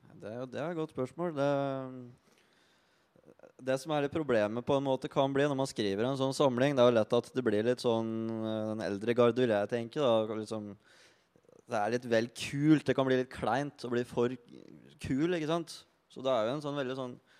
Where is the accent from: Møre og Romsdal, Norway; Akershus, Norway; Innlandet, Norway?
Innlandet, Norway; Bagn; moved away; jeg kommer fra Bang i Valdres. Lita bygd hvor hvis du ikke henger på bensinstasjonen eller er ute og råner, så sitter du inne og driver med dine egne ting.